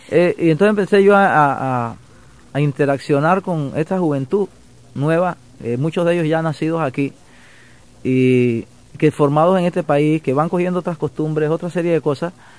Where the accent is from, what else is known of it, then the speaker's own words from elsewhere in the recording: Caimito, Chiriquí, Panama; moved away as an adult; also born or lived in Panama City, Panama; now in Miami, United States; me crié en un, campito de mi pueblo que se llama Caimito